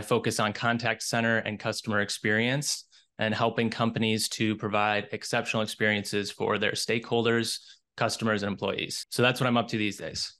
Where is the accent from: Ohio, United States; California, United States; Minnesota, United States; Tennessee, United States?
Minnesota, United States; I'm originally from Minnesota. I was born and raised here